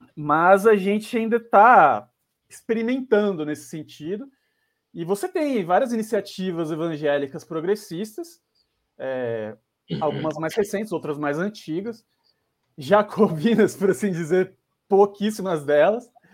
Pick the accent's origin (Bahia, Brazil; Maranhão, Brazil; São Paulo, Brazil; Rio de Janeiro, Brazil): São Paulo, Brazil; Sou de quebrada aqui de São Paulo, da Zona Sul, Campo Limpo. É, cresci estudando